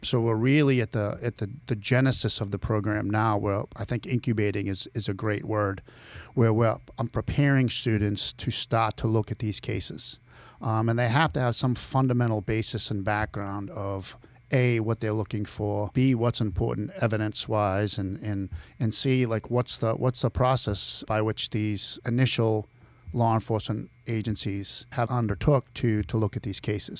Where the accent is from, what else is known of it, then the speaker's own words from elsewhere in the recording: Billerica, Massachusetts, United States; accent: Boston; now in Ohio, United States; I'm from Billerica, Massachusetts